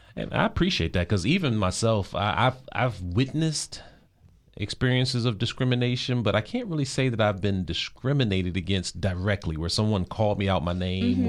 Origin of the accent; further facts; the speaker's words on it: Prince George's County, Maryland, United States; growing up in the Prince George's County area